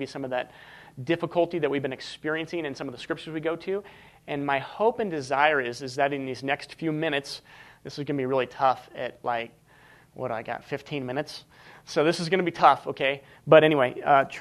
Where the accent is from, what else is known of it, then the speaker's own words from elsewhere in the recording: Washington, United States; moved away as an adult; now in Montana, United States; I moved to Montana from Washington State